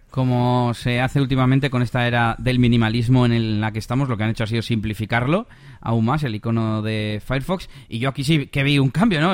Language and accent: Spanish; Bilbao, Basque Country, Spain; also born or lived in Las Merindades, Burgos; vengo de Bilbao